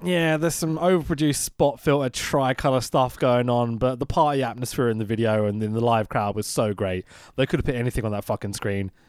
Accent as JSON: {"language": "English", "region": "London", "country": "United Kingdom", "said": "I'm a Londoner."}